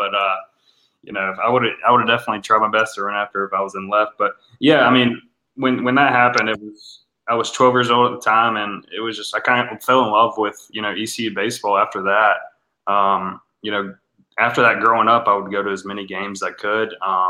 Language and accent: English; Winterville, North Carolina, United States; growing up, you know, in Winterville, right around the corner